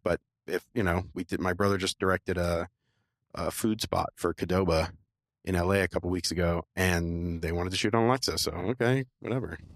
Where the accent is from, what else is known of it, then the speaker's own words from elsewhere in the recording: Florida, United States; I grew up in Florida